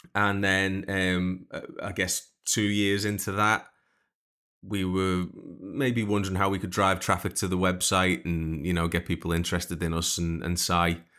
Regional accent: Liverpool, North West England, United Kingdom; growing up in Liverpool

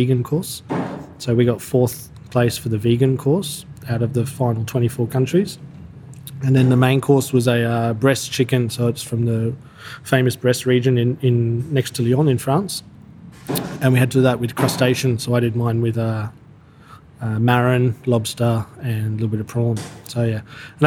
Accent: Brisbane, Queensland, Australia; moved away as an adult; also born or lived in Paris; I best memories of my life's growing up in Brisbane.

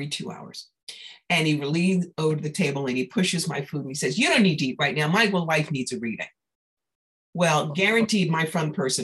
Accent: New York, United States; I'm a New Yorker

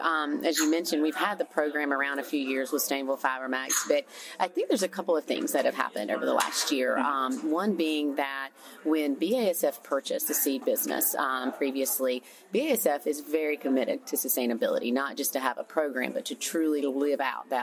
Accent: the South, United States; Yeah, so growing up in the South, as I'm sure many people did, we're a big textile town.

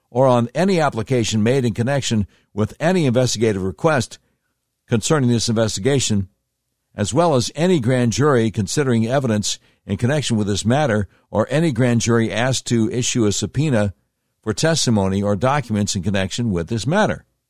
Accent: Charlotte, North Carolina, United States; my hometown of Charlotte, North Carolina

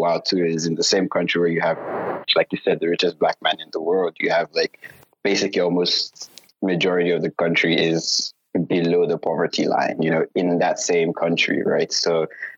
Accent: Lagos, Nigeria; also born or lived in Oklahoma, United States; now in Houston, United States; I'm from Nigeria, Lagos, Nigeria. And right now working in consulting in Houston.

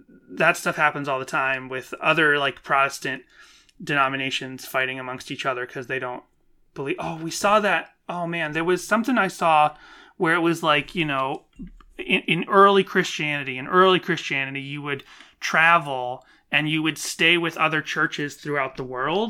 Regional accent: Boston, Massachusetts, United States; growing up in the Boston area

